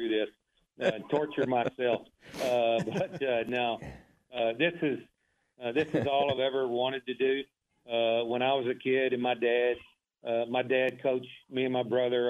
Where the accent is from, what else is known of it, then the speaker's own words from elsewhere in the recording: Waco, Texas, United States; I grew up in South Waco, went to Alta Vista Elementary